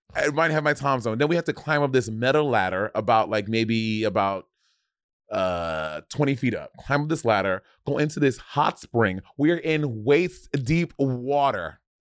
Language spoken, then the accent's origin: English; United States; accent: Caribbean; my family is West Indian, but I was born in America